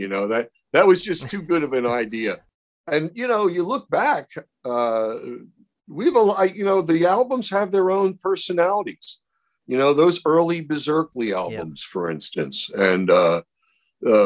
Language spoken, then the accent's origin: English; Baltimore, Maryland, United States; When I was a kid growing up in Baltimore, I would meet a lot of these wise guys